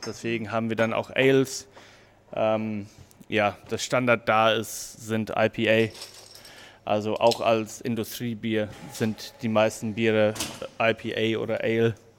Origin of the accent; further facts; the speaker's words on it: New Zealand; German is a second language; moved away as an adult; also born or lived in Odenwald, Germany; now in Hamburg, Germany; Also ich bin ähm, gebürtiger Neuseeländer. Ich bin jetzt seit 2014 hier in Deutschland.